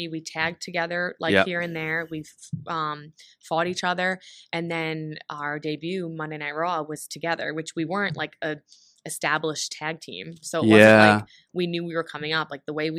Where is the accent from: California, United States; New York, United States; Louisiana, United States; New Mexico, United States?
New York, United States; accent: New York; I was from New York and I had like the accent, whatever.